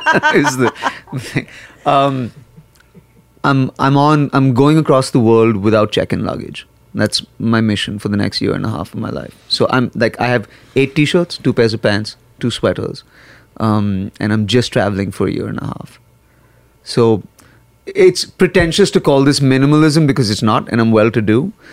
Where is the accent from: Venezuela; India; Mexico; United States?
India; also born or lived in Nigeria; Like, I grew up in Nigeria and in India. So I grew up in Africa and in India.